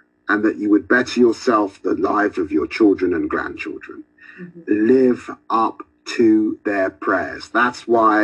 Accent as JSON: {"language": "English", "region": "London", "country": "United Kingdom", "tie": "born or raised there", "said": "growing up in Tottenham"}